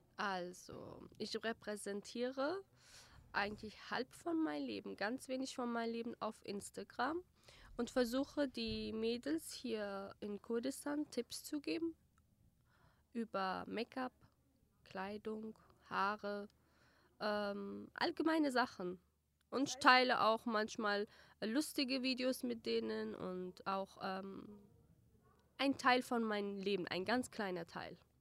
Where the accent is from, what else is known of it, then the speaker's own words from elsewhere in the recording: Germany; German is a second language; now in Erbil, Iraq; Ich war sechs. Erstes Schuljahr habe ich dort äh, gemacht.